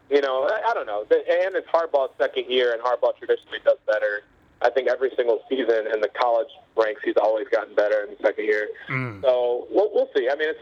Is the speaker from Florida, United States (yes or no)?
no; Chicago, Illinois, United States; I grew up in Chicago